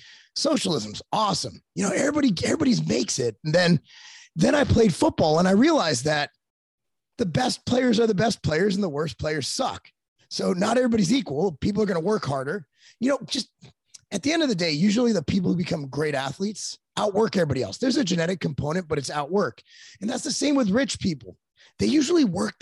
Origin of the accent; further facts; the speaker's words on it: Culver City, California, United States; moved away; I'm originally from California.